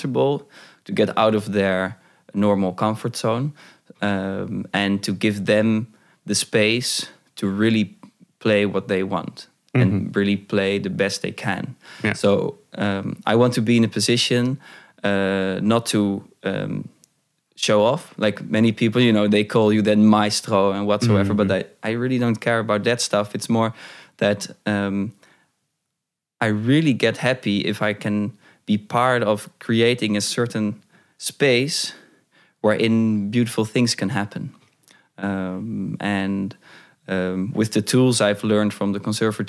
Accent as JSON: {"language": "English", "town": "Hoorn", "region": "North Holland", "country": "Netherlands", "tie": "born or raised there", "said": "I have one mentor from my hometown, Horen"}